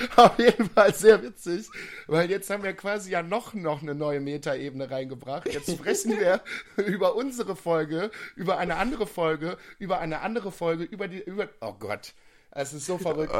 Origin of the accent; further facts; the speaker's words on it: Viersen, North Rhine-Westphalia, Germany; ich komme aus Viersen.